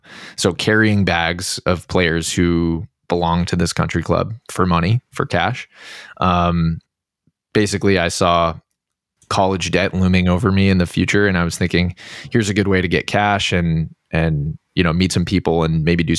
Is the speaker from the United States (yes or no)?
yes; Boston, Massachusetts, United States; I'm a golf accident. I grew up in Boston, in the Boston area. No one in my family played golf growing up.